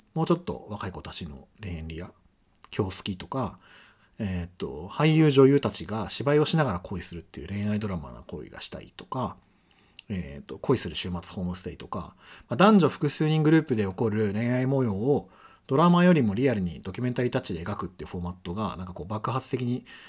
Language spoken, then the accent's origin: Japanese; Chiba, Japan; 地元は千葉の海浜幕張、幕張メッセとか幕張マリンスタジアムがある埋め立て地